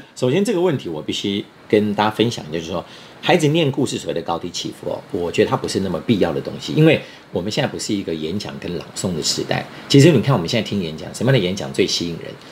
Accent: Taiwan; 现在我们在台湾

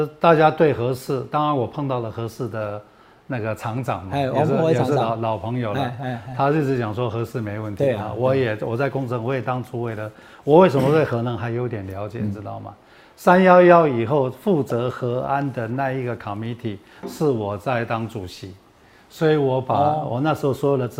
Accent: Taiwan; 我们台湾人

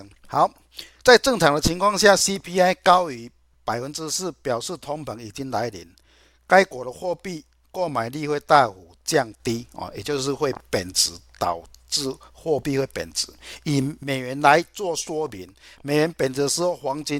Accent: Chiayi, Taiwan; 各位，我是金钱豹的新浪朋友，大家好，

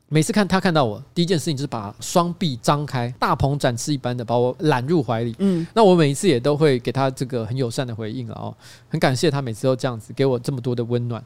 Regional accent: Taiwan; 我跟他说台湾

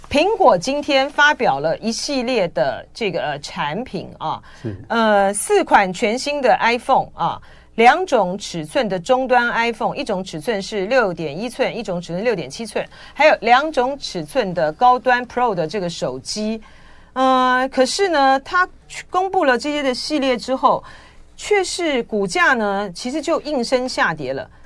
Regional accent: Taiwan; 我们在台湾都讲台语

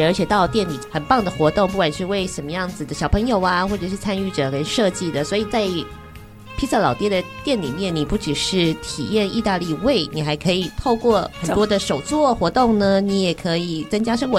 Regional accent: Indonesia; 哎，就像我们印尼也有很多的朋友，有时候这个爪哇岛的语言可能跟加里曼丹的语言不一定一样，呈现出这个地方可爱之处。

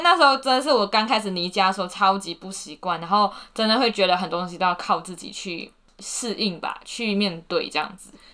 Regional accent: Malaysia; moved away as an adult; now in Taiwan; 我是来自马来西亚， 然后我其实之前的，我寒暑假都一定会回家

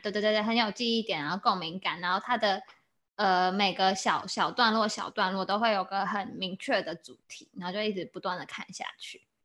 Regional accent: Taiwan; 我们就是台湾人

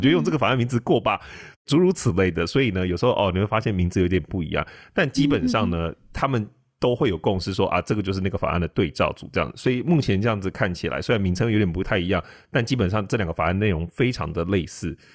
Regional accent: Taiwan; 我们台湾人

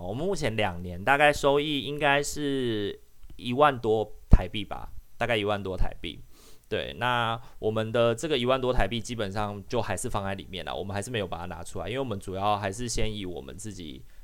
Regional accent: Taiwan; accent: Taiwanese Hokkien; first language Taiwanese Hokkien; Chinese is a second language; 像我跟阿明的母语，我们的认同就是闽南语，就台语

